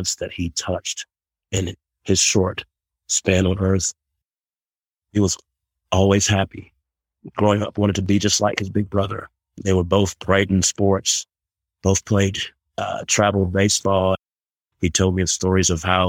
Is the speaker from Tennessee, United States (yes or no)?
no; Charlotte, North Carolina, United States; now in Colorado Springs, United States; I'm from Charlotte, North Carolina. I'm in Colorado right now